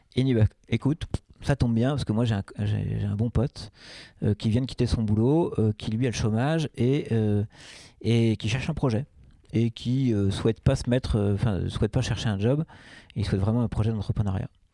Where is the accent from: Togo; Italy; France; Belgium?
France; Paris, Île-de-France; moved away as an adult; also born or lived in Rennes; now in Nantes, France; Je suis né en 1973 à Rennes et j'ai vécu 7 ans là-bas. Cette année, donc j'étais tout jeune, évidemment. Et après, euh, on a déménagé à Paris. Et, donc moi, j'ai grandi à Paris. J'y ai vécu de 7 ans à 37 ans